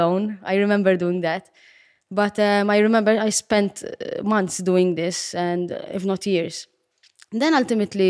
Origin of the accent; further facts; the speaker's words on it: Gozo, Malta; Yes, I come from Gozo. Yes, I'm Gozitin.